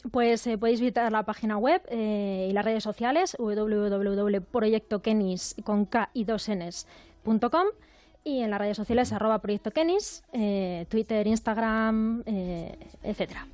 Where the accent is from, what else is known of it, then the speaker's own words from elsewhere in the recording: Burgos, Castile and León, Spain; moved away; la de Burgos, que es mi tierra y, me tira mucho